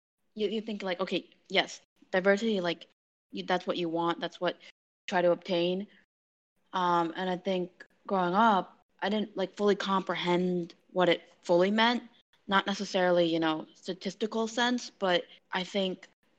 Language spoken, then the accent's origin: English; Chicago, Illinois, United States; also born or lived in Wuhan, Hubei, China / Boston, Massachusetts / Maine; now in Michigan, United States; I grew up in Chicago, and then I was in Boston, in Massachusetts, and then in Maine, and then now I'm here in Michigan. So I've kind of, you know, lived a lot of places